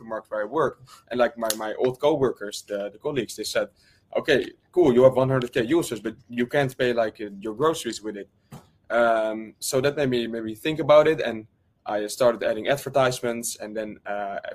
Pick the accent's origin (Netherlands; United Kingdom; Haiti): Netherlands; I'm from the Netherlands.